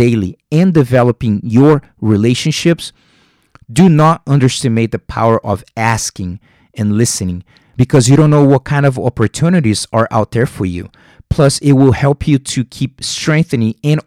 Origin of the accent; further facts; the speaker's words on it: Rio de Janeiro, Brazil; English is a second language; moved away; I'm from Rio de Janeiro, Brazil